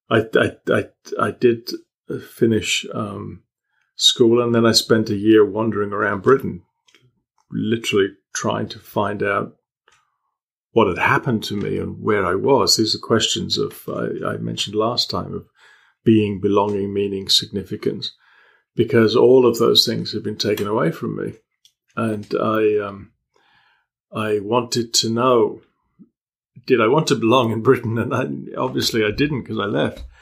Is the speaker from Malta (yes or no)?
yes; Malta; also born or lived in England; now in United Kingdom; I grew up in Malta, and when I came back to England, it was very abrupt.